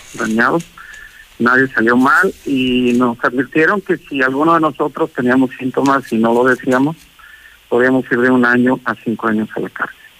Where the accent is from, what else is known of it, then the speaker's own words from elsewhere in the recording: Mexico; also born or lived in Aguascalientes; de México, México, aquí dicen México